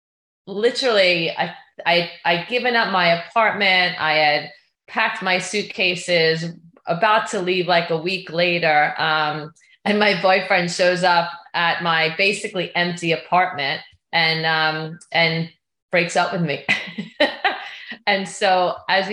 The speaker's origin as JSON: {"language": "English", "area": "Long Island", "region": "New York", "country": "United States", "tie": "born or raised there", "moved": "as an adult", "lives_now": "Southern California, United States", "said": "I grew up in Long Island"}